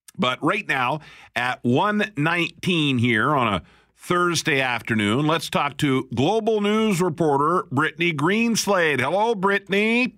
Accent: Alberta, Canada; now in Winnipeg, Canada; I'm from Alberta.

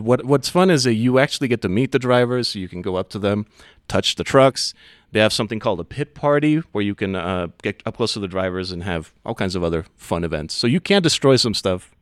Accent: Ciudad Juarez, Chihuahua, Mexico; now in Denver, United States; I'm from Ciudad Juarez, which is just outside of the area that was seeded, uh, so it, it remained Mexico

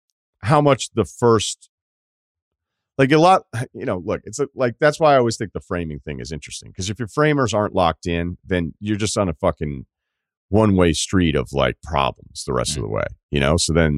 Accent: Ohio, United States; So I grew up in Ohio

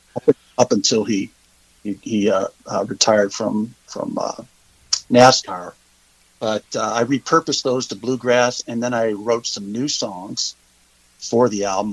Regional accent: Cleveland, Ohio, United States; moved away as an adult; also born or lived in Georgia / Kentucky; now in Hilton Head Island, United States; I'm originally from Cleveland, Ohio

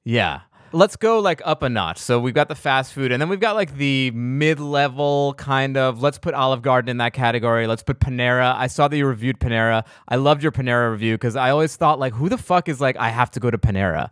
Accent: East Coast, United States; I'm from the East Coast

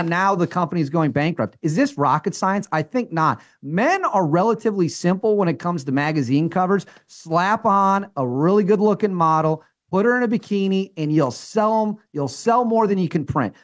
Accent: Wisconsin, United States; I'm from Wisconsin. I grew up around Packers fans

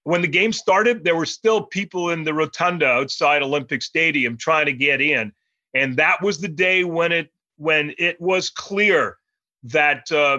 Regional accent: Montreal, Quebec, Canada; I grew up in Montreal.

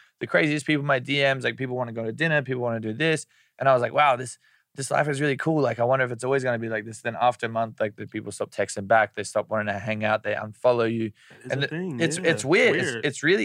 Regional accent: Brisbane, Queensland, Australia; moved away; he's from the same place in Australia that I'm from

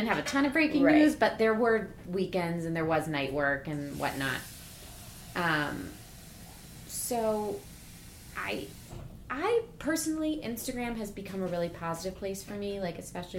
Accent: Cleveland, Ohio, United States; Oh, I'm from Cleveland.

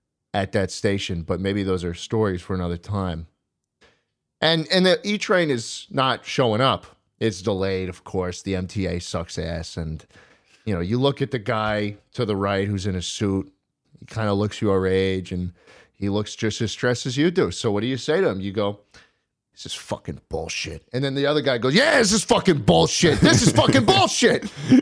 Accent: New York, United States; I'm from New York, man.

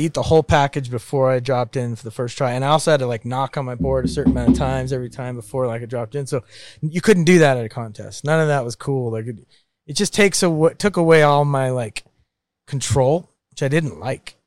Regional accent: Maine, United States; moved away; growing up in Maine with a dickhead brother

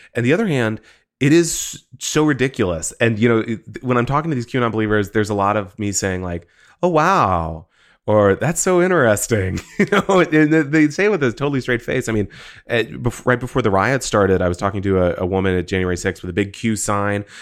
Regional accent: Texas, United States; growing up in Texas

